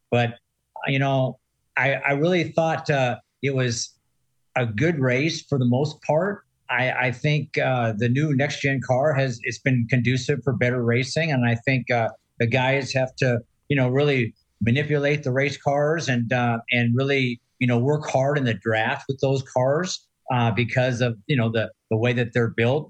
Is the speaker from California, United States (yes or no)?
yes; San Diego, California, United States; moved away; I'm from San Diego, not far from there and originally